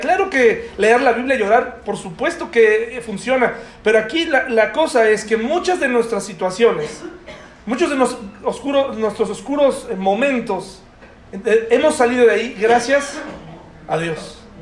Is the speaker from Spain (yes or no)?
no; Mexico; como mexicanos